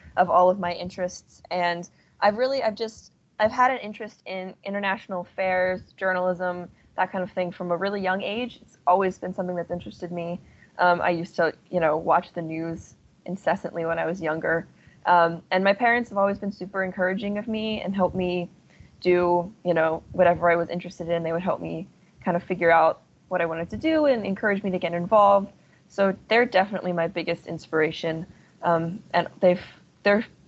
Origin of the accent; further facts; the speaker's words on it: Shrewsbury, Pennsylvania, United States; I'm actually technically from Shrewsbury, Pennsylvania, but York is the biggest town near me.